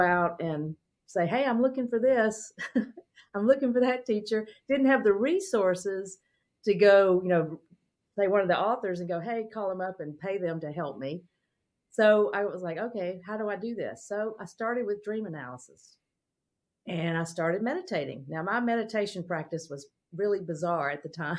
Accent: Mississippi, United States; I grew up in Mississippi in a small town

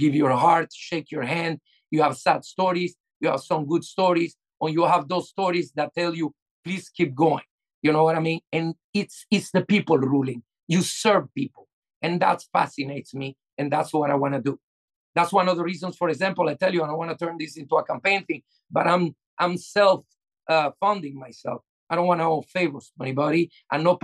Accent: Venezuela; now in Florida, United States; I'm from Venezuela

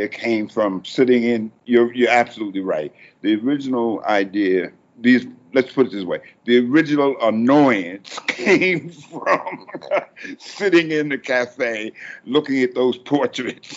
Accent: New York, United States; moved away as an adult; now in Halifax, Canada; I'm from New York

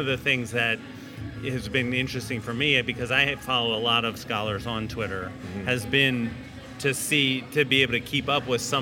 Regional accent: Philadelphia, Pennsylvania, United States; I'm from Philadelphia

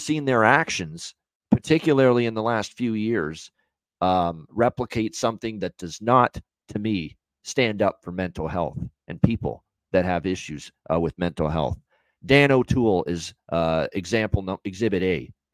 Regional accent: Hamilton, Ontario, Canada; Hamilton, my hometown

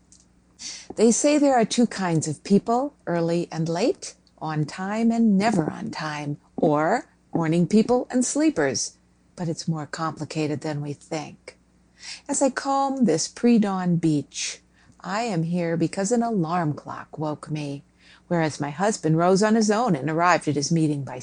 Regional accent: Minnesota, United States; I grew up in Minnesota and never saw an ocean until I was fairly old

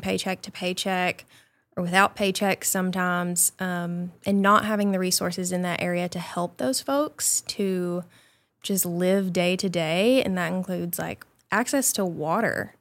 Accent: Nunata, Arkansas, United States; also born or lived in Little Rock, Arkansas; I always tell people that I grew up in Mountain View, but I actually grew up outside of Mountain View in a town called Nunata, Arkansas

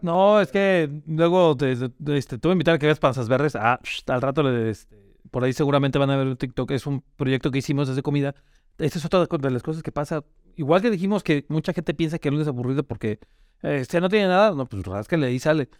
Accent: León, Guanajuato, Mexico; somos de León

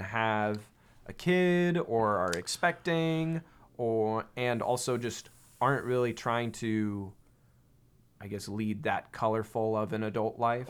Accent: near San Francisco, California, United States; I grew up near San Francisco, California

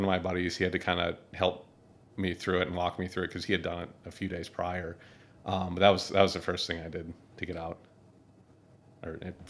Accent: Minneapolis, Minnesota, United States; moved away as an adult; also born or lived in North Dakota; now in Syracuse, United States; I'm originally from Minneapolis, Minnesota.

